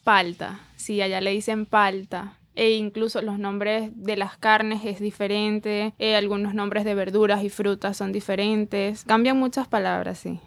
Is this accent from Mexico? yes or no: no; Maracaibo, Zulia, Venezuela; also born or lived in Buenos Aires, Argentina; now in Miami, United States; Yo me considero maracucha